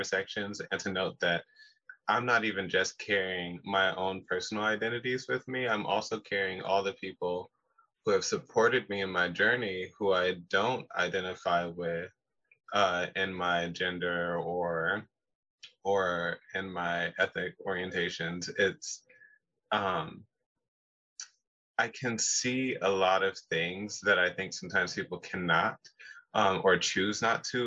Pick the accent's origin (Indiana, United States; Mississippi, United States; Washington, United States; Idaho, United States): Washington, United States; Pacific Northwest, Seattle to Spanaway; I am born and raised in the Pacific Northwest